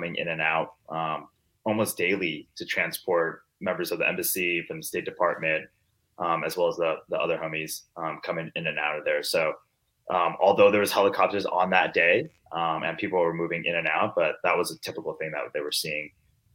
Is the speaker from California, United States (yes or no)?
yes; Long Beach, California, United States; I grew up in Long Beach, California